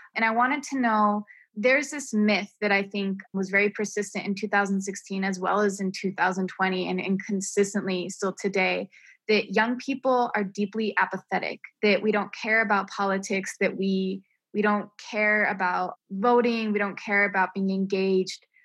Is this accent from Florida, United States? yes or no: no; New Mexico, United States; also born or lived in New York; I was born and raised in New Mexico